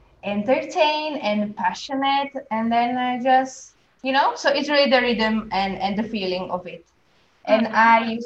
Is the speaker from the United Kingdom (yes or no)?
no; Slovakia; moved away as an adult; now in Jamaica; I'm originally from Slovakia, but I have moved to Jamaica, let's say 4 years ago